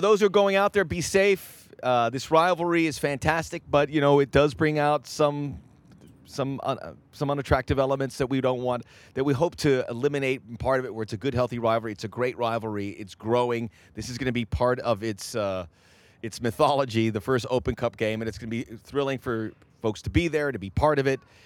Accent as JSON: {"language": "English", "town": "Miami", "region": "Florida", "country": "United States", "tie": "born or raised there", "also_born_or_lived": "Northeast United States", "moved": "yes", "said": "I lived in Miami. I grew up in Miami, and I lived in the Northeast"}